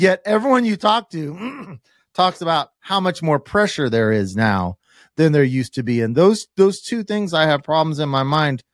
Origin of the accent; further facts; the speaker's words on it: Kansas, United States; I'm from Kansas